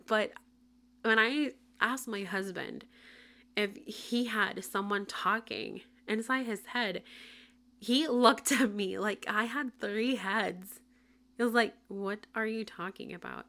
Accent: Puerto Rico; first language Spanish; English is a second language; moved away as an adult; now in Tampa, United States; I currently live in Tampa, Florida, but I was born and raised in Puerto Rico, moved to Florida in twenty twenty

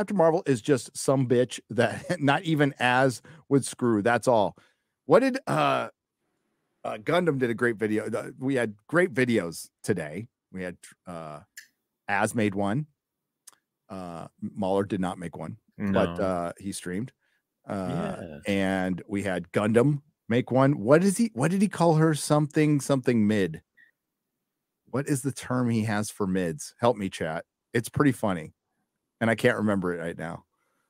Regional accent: United States; I'm an American, motherfucker. Through and through.

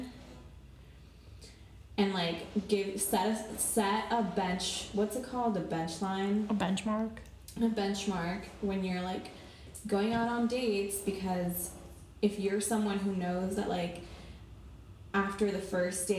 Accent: Miami, Florida, United States; I was born in Miami, Florida, but I consider myself foreign

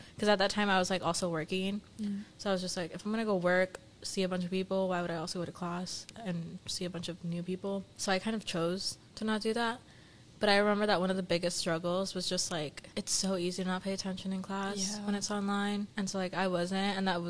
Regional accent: Santa Barbara, California, United States; So I'm from Santa Barbara.

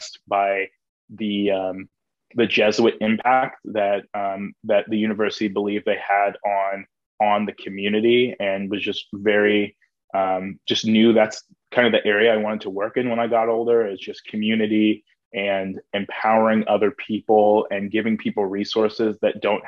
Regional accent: Lenexa, Kansas, United States; born or raised there; moved away as an adult; now in Indianapolis, United States

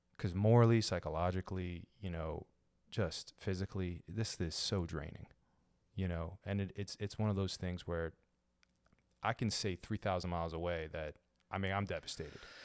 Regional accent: Baltimore, Maryland, United States; I'm a Lebanese American citizen, born and raised in Baltimore

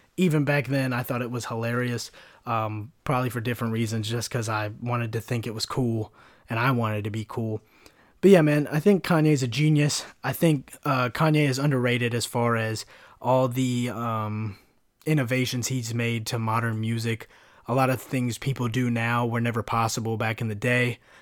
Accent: United States; I'm an American

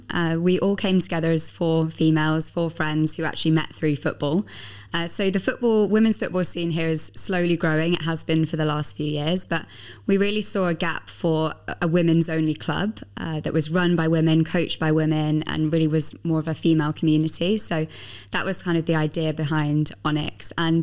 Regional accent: England, United Kingdom; And obviously I'm English, so I was very pleased that the Lionesses won the Euros last 100%. Summer.

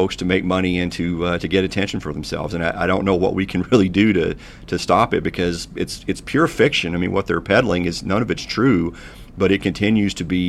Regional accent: eastern Kentucky, United States; my hometown here in a little bitty town in eastern Kentucky

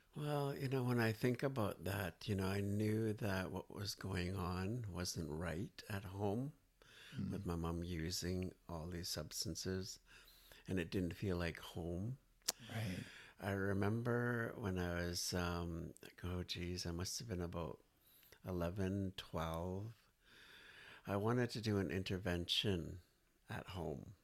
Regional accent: Nanaimo, British Columbia, Canada; now in Victoria, Canada; I was basically born and raised in Nanaimo, BC

